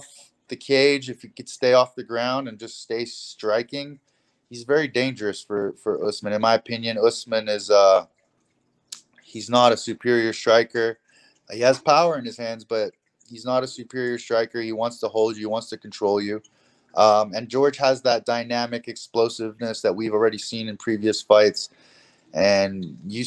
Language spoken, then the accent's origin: English; Hong Kong; I'm from Hong Kong.